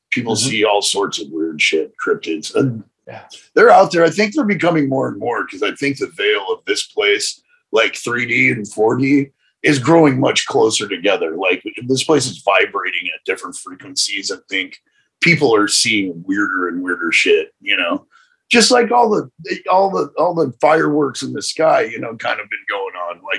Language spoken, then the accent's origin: English; Rocky Mountains, United States; I don't scare easy. No, I, I you know I grew up in the Rocky Mountains and shit